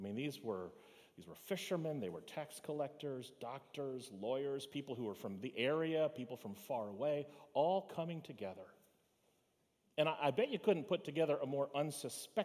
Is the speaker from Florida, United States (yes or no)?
yes; Fort Lauderdale, Florida, United States; Where were you born? To which I say, Fort Lauderdale